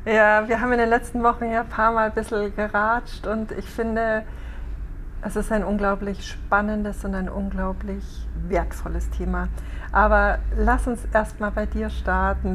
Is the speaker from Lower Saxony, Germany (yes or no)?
no; Rosenheim, Bavaria, Germany; meiner Heimatstadt in Rosenheim